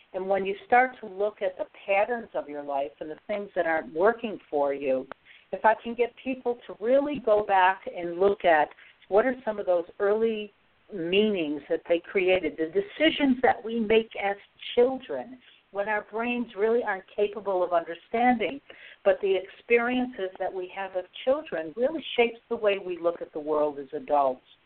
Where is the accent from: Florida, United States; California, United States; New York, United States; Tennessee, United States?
New York, United States; Syracuse; moved away; It's my hometown